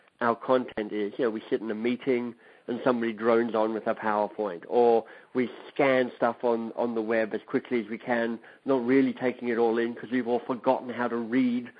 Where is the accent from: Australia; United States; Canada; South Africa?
Australia; moved away as an adult; also born or lived in England; I studied in Australia because I'm Australian by birth.